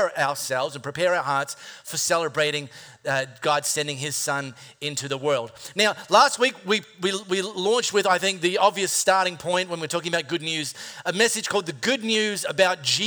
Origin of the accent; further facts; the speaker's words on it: High Wycombe, Western Australia, Australia; growing up in High Wycombe Primary School